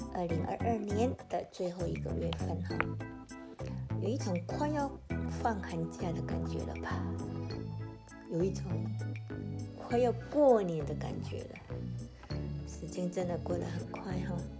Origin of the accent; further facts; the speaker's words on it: Taiwan; 我们台湾人